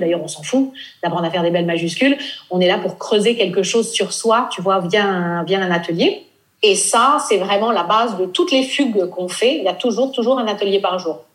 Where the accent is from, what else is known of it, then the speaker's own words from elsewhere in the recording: Nice, Provence-Alpes-Côte d'Azur, France; also born or lived in Normandy / Paris; now in Italy; Moi, je suis originaire de Normandie. J'ai grandi à Nice